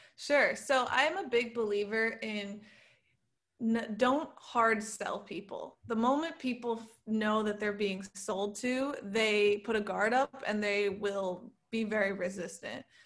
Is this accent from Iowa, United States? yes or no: no; Saratoga Springs, New York, United States; now in New York City, United States; I grew up in a town three hours from New York City called Saratoga Springs, and then I moved to New York City when I was eighteen